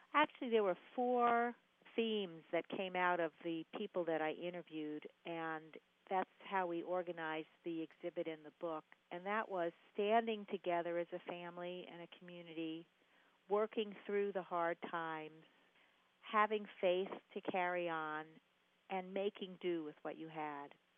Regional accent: New York City, New York, United States; now in Charlotte, United States; I grew up in New York City.

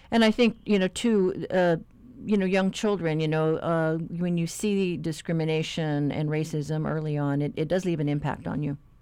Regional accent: Guam; now in Hawaii, United States; I'm a Chamorro from Guam

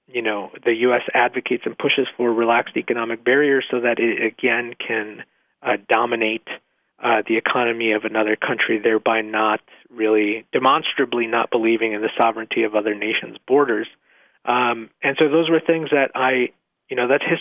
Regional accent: Mexico; now in United States; I was born in Mexico

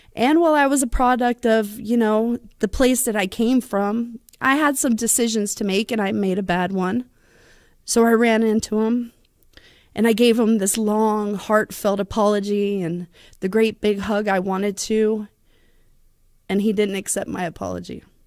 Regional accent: Bossier City, Louisiana, United States; also born or lived in Dixian, Louisiana; now in San Antonio, United States; I'm from San Antonio, Texas, but I am originally from Bossier City, Louisiana

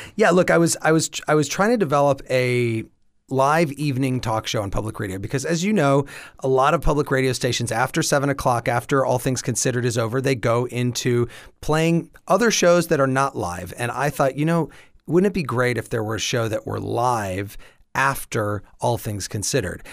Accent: Champaign, Illinois, United States; moved away as an adult; I grew up in Champaign Urbana.

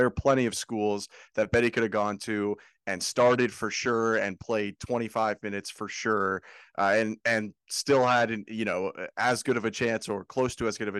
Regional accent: Canada; I'm Canadian.

